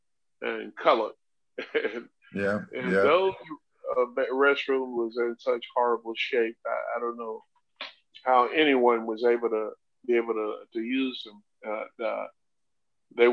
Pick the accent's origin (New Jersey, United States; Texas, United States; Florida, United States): Florida, United States; Chipley; also born or lived in Dothan, Alabama; my hometown, Chipley, Florida